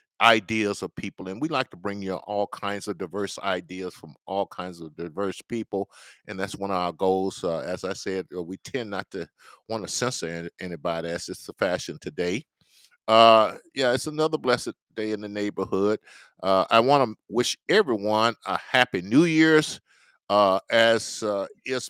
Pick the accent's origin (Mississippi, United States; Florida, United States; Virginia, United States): Mississippi, United States; near Lorman; now in Minnesota, United States; Alcorn State is an HBCU located in Lorman, Mississippi, about 40 miles from my hometown